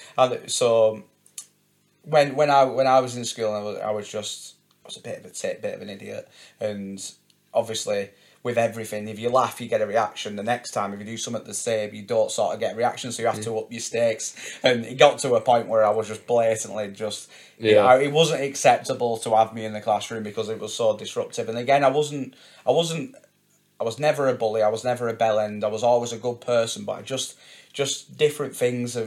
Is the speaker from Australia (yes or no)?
no; Wigan, North West England, United Kingdom; my hometown of Wigan